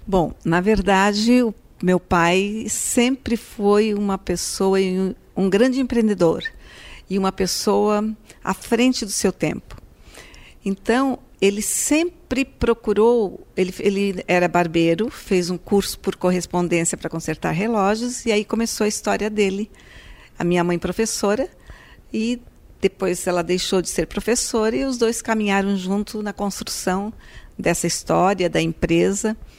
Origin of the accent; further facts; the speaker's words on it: Braço do Norte, Santa Catarina, Brazil; sou natural de Braço do Norte